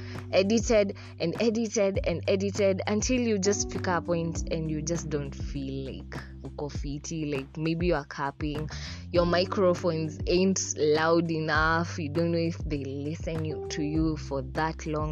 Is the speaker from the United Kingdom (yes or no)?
no; Kenya; first language Swahili; English is a second language; One time for Islands, by the way. I was raised there